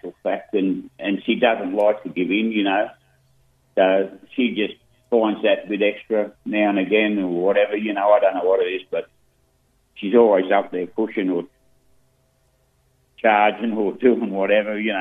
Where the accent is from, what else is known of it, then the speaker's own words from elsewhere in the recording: New South Wales, Australia; We're from New South Wales